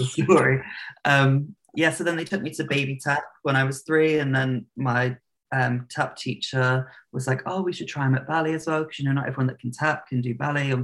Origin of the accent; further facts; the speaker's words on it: Plymouth, South West England, United Kingdom; I grew up in the south of England, the southwest, in a city called Plymouth.